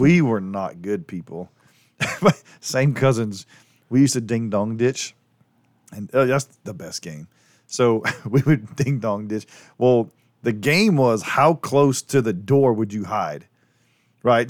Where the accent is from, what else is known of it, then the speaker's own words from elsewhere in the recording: New Orleans, Louisiana, United States; growing up in New Orleans